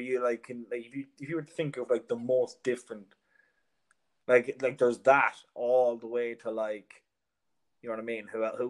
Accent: Ireland; now in Dublin, Ireland; I'm hoping outside of Ireland, my accent might be grand, but I feel like in Dublin now, I'm like, you know, I can feel the word bogger when I'm fucking talking at shit.

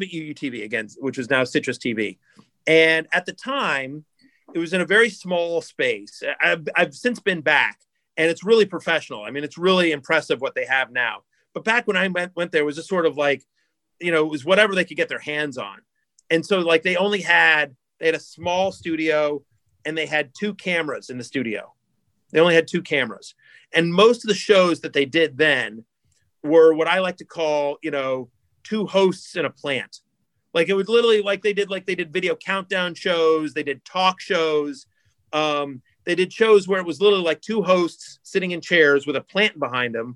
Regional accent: College Station, Texas, United States; moved away as an adult; also born or lived in Syracuse, New York; I grew up in College Station, Texas, which is where Texas A&M University is

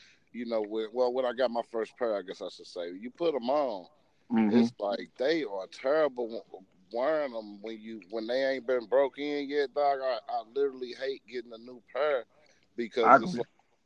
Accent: St. Louis, Missouri, United States; born or raised there; also born or lived in Indiana

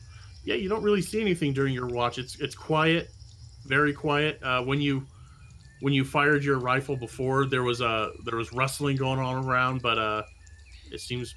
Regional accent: Midwest, United States; I grew up in the Midwest.

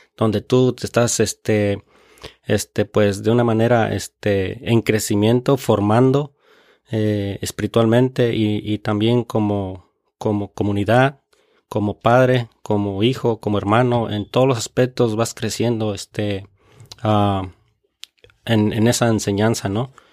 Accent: Michoacán, Mexico; now in Reading, United States; soy mexicano, ah, michoacano, de Michoacán

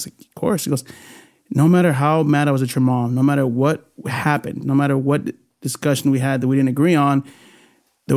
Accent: Bakersfield, California, United States; first language Spanish; also born or lived in Puerto Rico; I came back as a sophomore in high school. Stockdale High School, Mustang

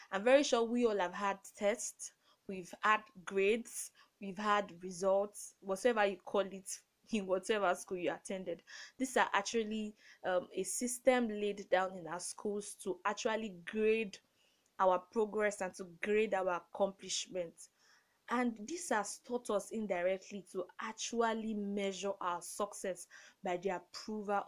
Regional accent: Nigeria; I grew up in Nigeria

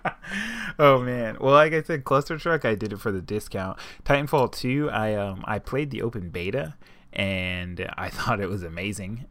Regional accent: United States; I am dirty American

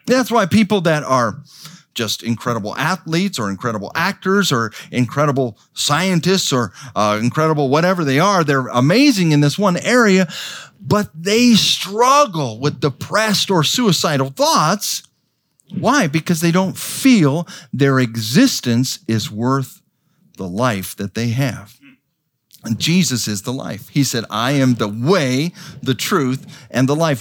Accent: Idaho, United States; moved away; also born or lived in New Guinea; I was raised in Idaho on a, on a little farm, just a twenty acre farm.

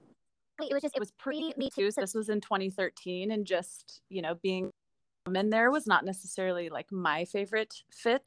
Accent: Salem, Oregon, United States; I have lived in Salem pretty much my entire life, except for undergrad

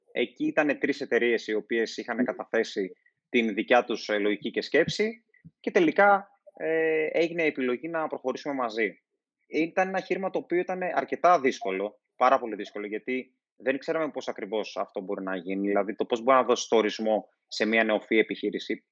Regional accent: Thasos, East Macedonia and Thrace, Greece; στο νησί μου που είναι η Θάσο

